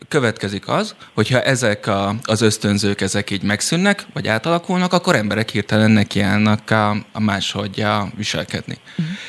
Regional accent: Szilvágy, Zala, Hungary; Szilvágyon, ahol felnőttem

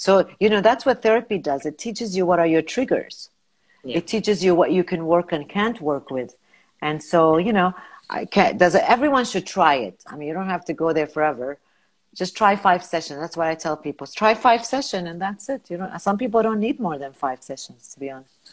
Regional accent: United States; now in Kuwait; advantage because I'm not Kuwaiti. I'm American. Of course, I, I'm from a Arab, uh, you know, background, so I speak Arabic.

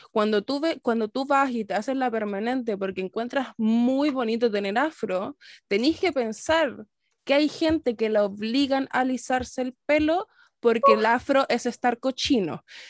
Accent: Chile; nosotros como chilenos abracemos tanto el no tener una cultura propia

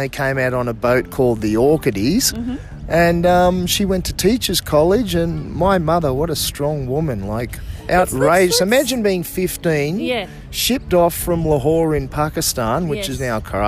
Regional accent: Southport, Queensland, Australia; also born or lived in Bangalow, New South Wales; I was born at Southport on the Gold Coast

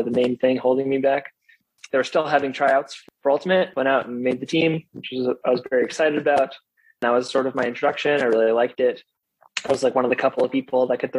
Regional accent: Chapel Hill, North Carolina, United States; now in Raleigh, United States; I grew up in Chapel Hill and then Chapel Hill High School and went to UNC

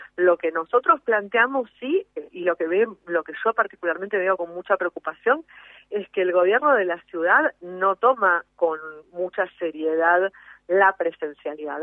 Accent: Argentina; todos somos argentinos, todos habitamos el mismo suelo

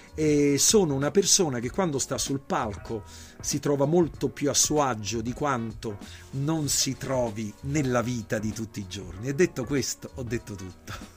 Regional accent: Naples, Campania, Italy; da napoletano

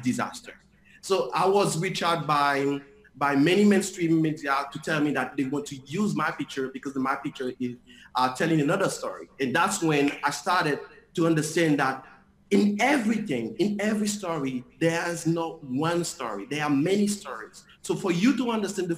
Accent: Cap-Haïtien, Nord, Haiti; also born or lived in Port-au-Prince; I'm from Cap Haïtien, so after the earthquake, I was leaving Port-au-Prince to go to my hometown, Cap Haïtien

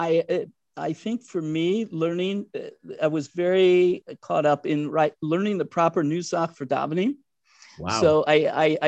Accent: Cincinnati, Ohio, United States; I grew up in Cincinnati. My rabbi, Rabbi Goldfeder of blessed memory, told my parents in my bar mitzvah

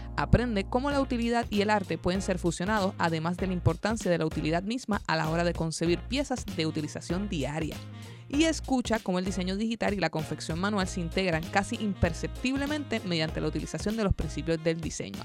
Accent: Puerto Rico; yo soy puertorriqueño

